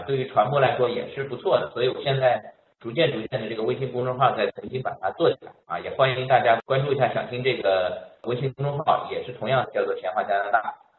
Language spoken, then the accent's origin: Chinese; Shanghai, China; moved away as an adult; now in Montreal, Canada; 我来自上海